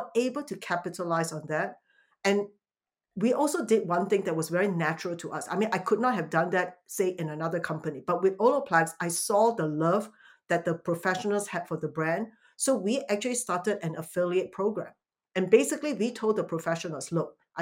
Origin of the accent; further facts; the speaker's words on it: Singapore; now in United States; coming from Singapore